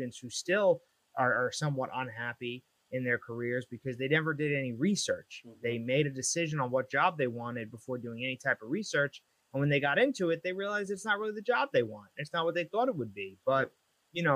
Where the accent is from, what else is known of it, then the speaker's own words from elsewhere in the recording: Long Island, New York, United States; moved away as an adult; now in New Jersey, United States; originally I'm from Long Island. I lived there for about 28 years.